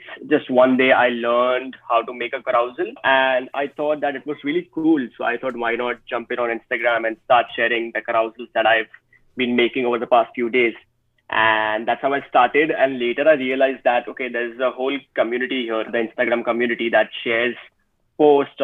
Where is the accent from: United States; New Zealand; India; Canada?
India; I am basically from India